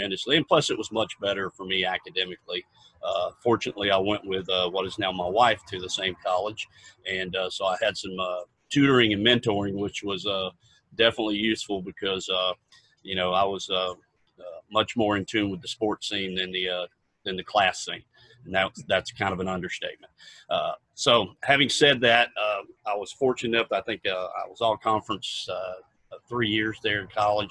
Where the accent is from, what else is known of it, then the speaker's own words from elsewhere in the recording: Apopka, Florida, United States; also born or lived in Orlando; I was born in Orlando. I'm one of the few original Floridians here back when Orlando was a certified country place, very diverse now, but grew up most of my life in a suburb of Orlando, being a Apopka